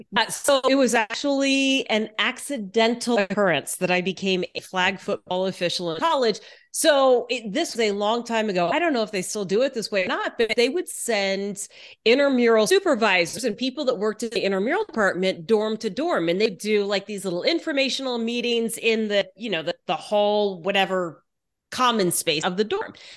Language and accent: English; Houston, Texas, United States; moved away as an adult; also born or lived in Dallas, Texas; now in Seattle, United States; I grew up mostly in Texas, in Houston